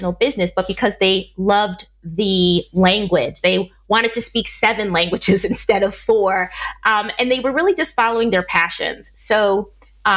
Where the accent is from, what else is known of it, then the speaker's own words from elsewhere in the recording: Milwaukee, Wisconsin, United States; moved away as an adult; now in Spain; I was born and raised in Milwaukee, Wisconsin